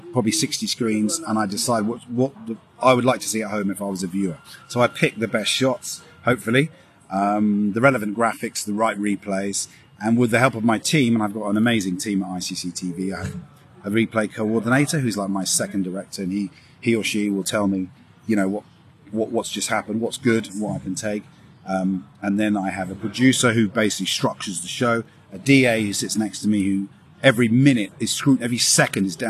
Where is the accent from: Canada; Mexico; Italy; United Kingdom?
United Kingdom; London; I'm from London, born and bred.